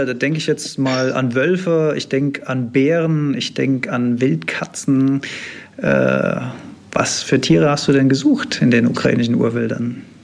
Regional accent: Germany; für mich als Deutscher

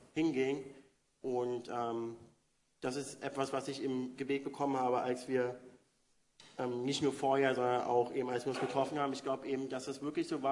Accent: Berlin, Germany; moved away as an adult; now in San Francisco, United States; bin Berliner, geboren, aufgewachsen in Wedding und äh, bin jetzt seit vier Jahren in San Francisco

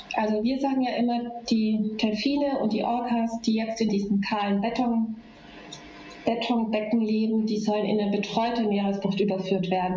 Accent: Germany; Bei uns in Deutschland

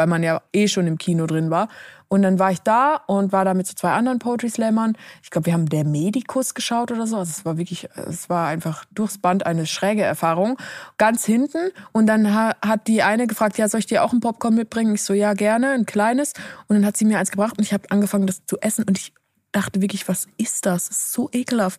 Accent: Switzerland; moved away; so wie ich es in der Schweiz gelernt habe.

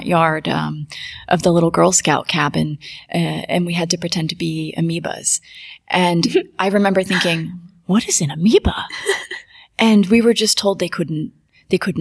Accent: Key West, Florida, United States; also born or lived in Boston, Massachusetts; now in Romania; I was born in Key West, Florida

